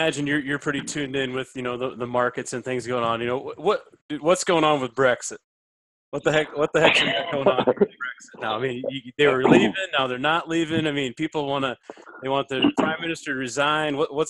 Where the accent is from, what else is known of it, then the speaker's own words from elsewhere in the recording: South Dakota, United States; now in Iowa, United States; I grew up in South Dakota. There's not a lot of trees